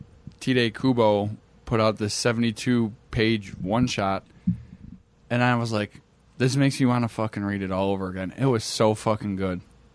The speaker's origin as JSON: {"language": "English", "country": "United States", "said": "I'm an American idiot."}